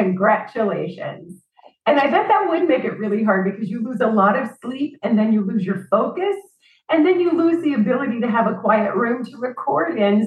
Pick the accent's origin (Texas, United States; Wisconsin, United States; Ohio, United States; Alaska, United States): Alaska, United States; I'm from Alaska